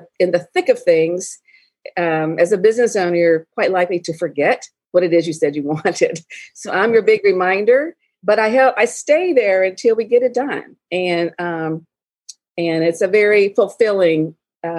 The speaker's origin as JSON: {"language": "English", "region": "Alabama", "country": "United States", "also_born_or_lived": "Colorado", "moved": "as an adult", "said": "I never left the South. I'm from Alabama. Never left the South"}